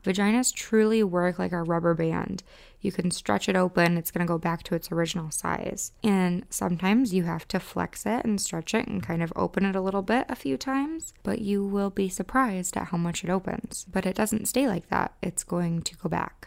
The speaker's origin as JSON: {"language": "English", "region": "Midwest", "country": "United States", "accent": "Midwestern", "said": "my Midwestern accent"}